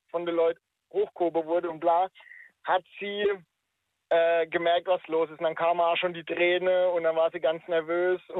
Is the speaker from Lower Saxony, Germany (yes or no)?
no; Baden-Württemberg, Germany